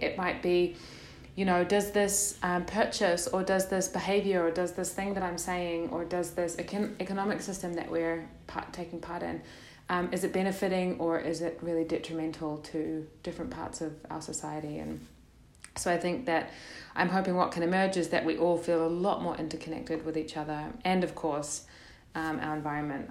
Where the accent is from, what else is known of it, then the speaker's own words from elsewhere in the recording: New Zealand; also born or lived in Netherlands; now in Portugal; I'm from New Zealand